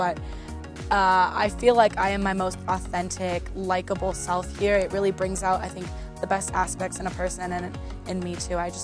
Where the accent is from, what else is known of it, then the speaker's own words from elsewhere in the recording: San Francisco, California, United States; I'm from San Francisco, California